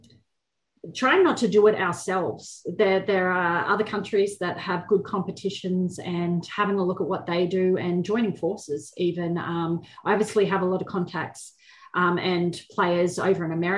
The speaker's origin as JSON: {"language": "English", "region": "Queensland", "country": "Australia", "said": "I am from Queensland"}